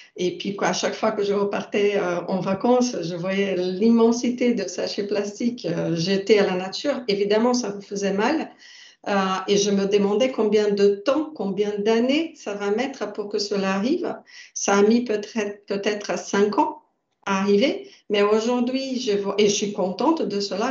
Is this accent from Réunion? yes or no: no; Brazil; now in France; ma culture, je suis brésilienne, donc euh, je viens euh, d'un pays nouveau